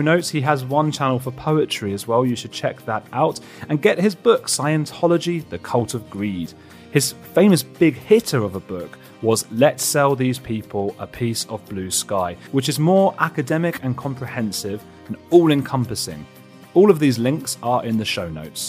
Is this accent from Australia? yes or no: no; Watford, East of England, United Kingdom; I'm from Watford